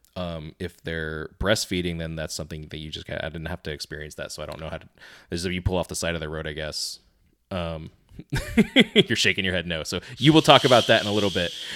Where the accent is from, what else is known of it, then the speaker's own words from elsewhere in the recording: Florida, United States; we're from Florida